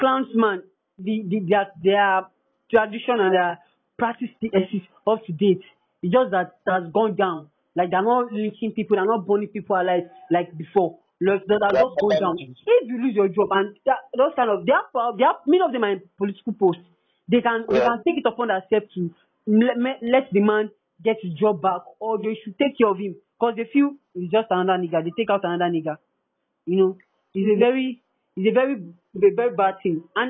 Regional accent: Nigeria; I'm a Nigerian

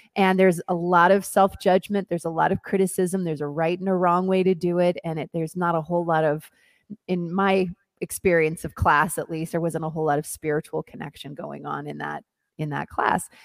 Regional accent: Hillsboro, Oregon, United States; moved away as an adult; also born or lived in Mexico City / New York / Los Angeles; I am originally from Oregon. I grew up on a farm in Hillsboro, Oregon

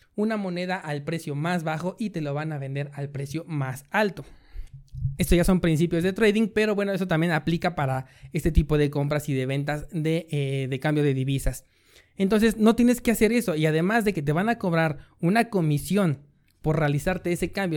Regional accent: Mexico; como decimos aquí, en México

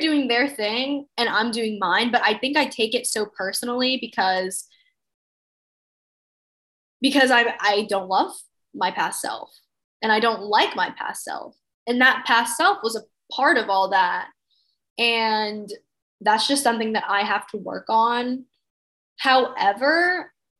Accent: Mississippi, United States; moved away; I grew up in Mississippi

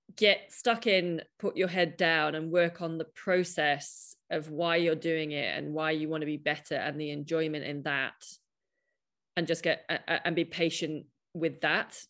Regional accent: United Kingdom; I'm a British cynic

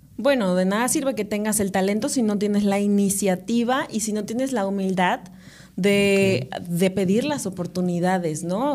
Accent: Córdoba, Veracruz, Mexico; also born or lived in Paraje Nuevo, Amatlán, Veracruz / Xalapa, Veracruz; soy de Córdoba, Veracruz. Viví mucho tiempo en Paraje Nuevo, que es este, un pueblo que pertenece a Matlán. Ok. Hasta los 11 años, pero pues de ahí ya este nos, venimos a, vivir a Córdoba

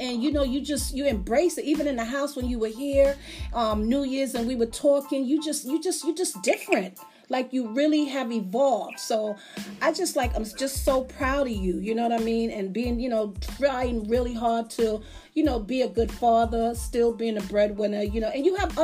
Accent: Las Vegas, Nevada, United States; I grew up in Las Vegas

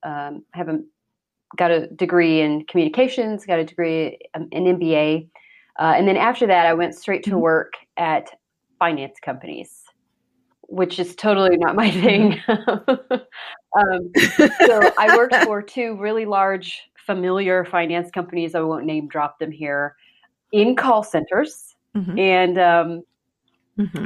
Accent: Oklahoma, United States; moved away as an adult; now in Germany; I grew up, born and raised in Oklahoma, and that's where I met my husband, at Lawton Fort Sill

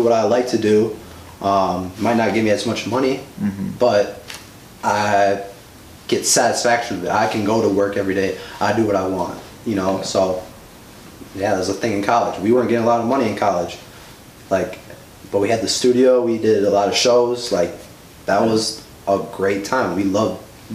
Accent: Stevens Point, Wisconsin, United States; moved away as an adult; now in Milwaukee, United States; growing up in Stevens Point for about 10 years of my life

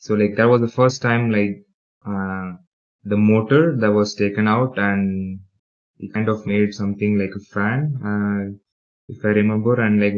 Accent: Dubai, United Arab Emirates; I'm originally from India, but I was born and raised in UAE or United Arab Emirates or Dubai

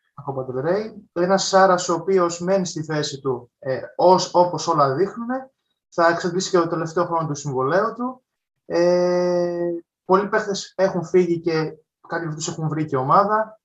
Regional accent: Patras, Western Greece, Greece; τη πόλη μου που υποστηρίζω από όλων Πάτρα

